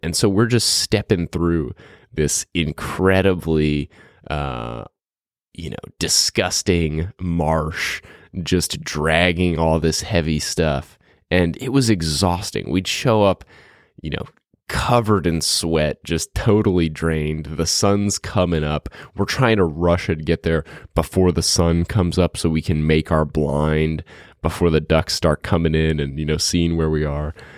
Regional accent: New Orleans, Louisiana, United States; when I grew up in New Orleans

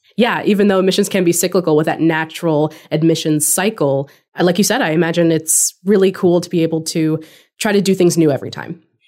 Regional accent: California, United States; moved away as an adult; also born or lived in Washington; I was born and raised in California

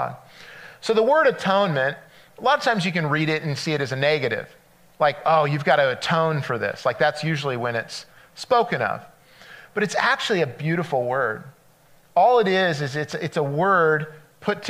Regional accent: California, United States; moved away as an adult; I'm from California. We moved out here 4 years ago. And so I grew up on the coast

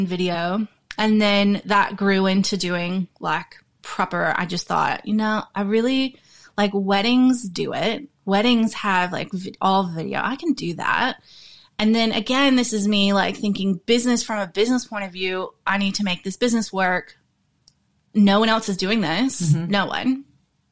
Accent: the South, United States; moved away as an adult; now in Australia; I grew up in America. I grew up in the South. And then I moved to Australia when I was 21 years old

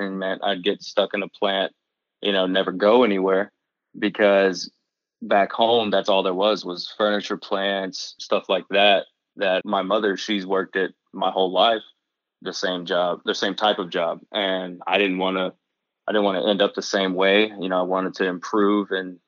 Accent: Mississippi, United States; moved away as an adult; also born or lived in Ontario; now in Milwaukee, United States; growing up in Mississippi, you kind of have to work on your own vehicles a lot

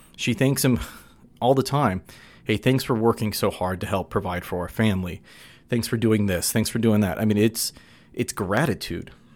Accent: California, United States; now in Utah, United States; we grew up in California. He's since moved over to Virginia and I, I'm in Utah.

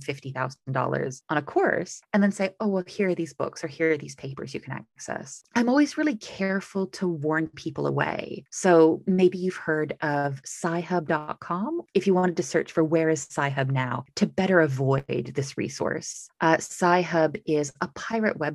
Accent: United States; moved away as an adult; now in United Kingdom; I'm American, but live in the UK

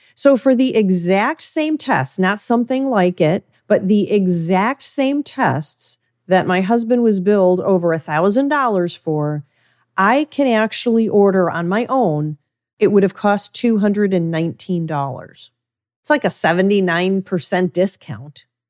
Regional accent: Midwest, United States; I was raised in the Midwest

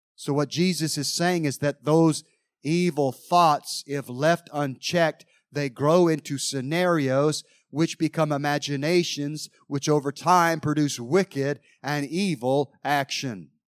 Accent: Mount Airy, North Carolina, United States; growing up in Mount Airy, North Carolina

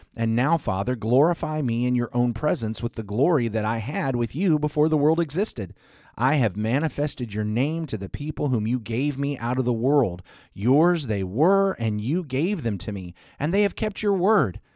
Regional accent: the South, United States; I'm solidly from the South

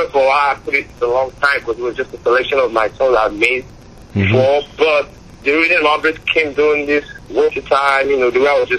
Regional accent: Nigeria; moved away as an adult; now in United States; Growing up in Nigeria was tough

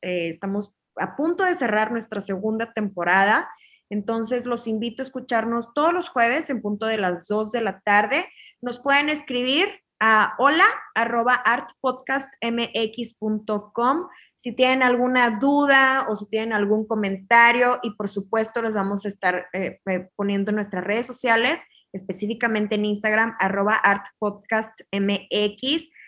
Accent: Mexico; para nosotros como mexicanos

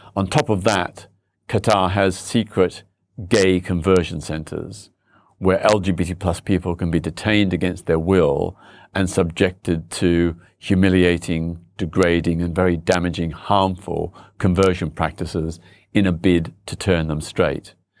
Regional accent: Australia; now in London, United Kingdom; I was born in Australia

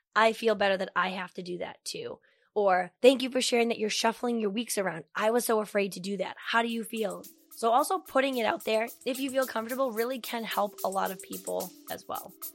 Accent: Medford, Massachusetts, United States; born or raised there

